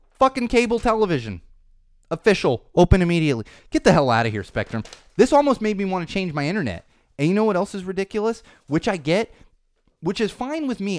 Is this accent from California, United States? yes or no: yes; San Diego, California, United States; now in Los Angeles, United States; I grew up in San Diego, I grew up in Southern California